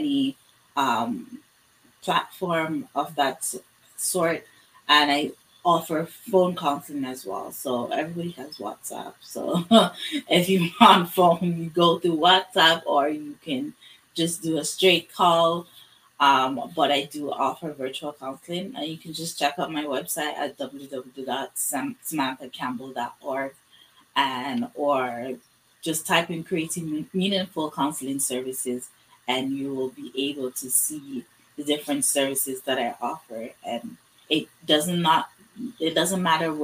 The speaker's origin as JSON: {"language": "English", "country": "Canada", "said": "in my community, being African Canadian, just being Black"}